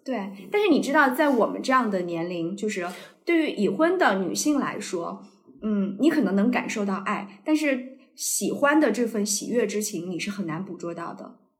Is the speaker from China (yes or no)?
yes; Anhui, China; now in Beijing, China; 因为我们都是安徽人